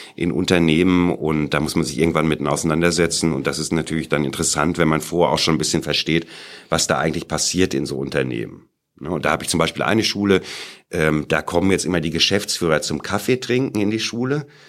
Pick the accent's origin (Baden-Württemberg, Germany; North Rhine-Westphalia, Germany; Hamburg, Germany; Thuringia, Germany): North Rhine-Westphalia, Germany; Sauerland; moved away as an adult; now in Munich, Germany; ich komme aus München, da wohne ich jetzt. Ja, bin aber im Sauerland geboren